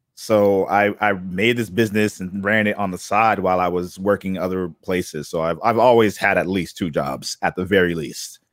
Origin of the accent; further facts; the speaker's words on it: Boston, Massachusetts, United States; I grew up in Boston